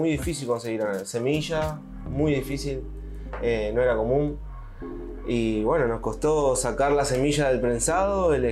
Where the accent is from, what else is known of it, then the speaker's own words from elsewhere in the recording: Santa Fe, Argentina; Yo me crié en Argentina, en Santa Fe, en, el centro de Argentina.